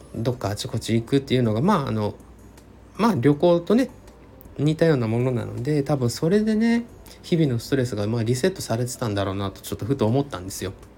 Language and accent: Japanese; Hiroshima, Japan; also born or lived in Tokushima; now in Tokyo, Japan; 地元の広島の方にも徳島の方にも戻らず東京の自宅で